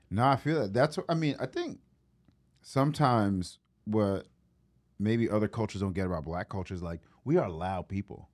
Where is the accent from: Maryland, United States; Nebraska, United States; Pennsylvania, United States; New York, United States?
New York, United States; New York City; now in Memphis, United States; I grew up in New York